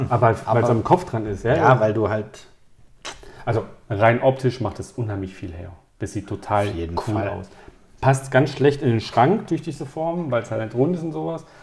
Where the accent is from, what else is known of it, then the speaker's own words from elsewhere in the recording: Calabria, Italy; Ich als Italiener, ich war in Mailand, ich war in Verona, ich war in Mailand.